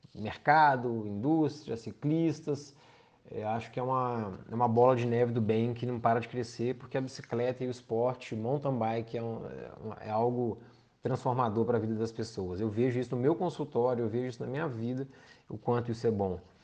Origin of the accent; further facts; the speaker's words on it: João Monlevade, Minas Gerais, Brazil; eu sou do João Molevade, a gente tinha a equipe Giros aqui